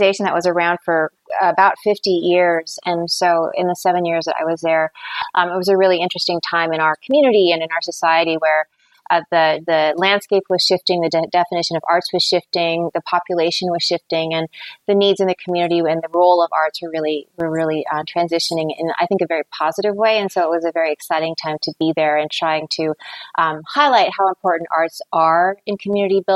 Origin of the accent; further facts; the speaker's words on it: Seattle, Washington, United States; I'm from Seattle. I've spent my whole life here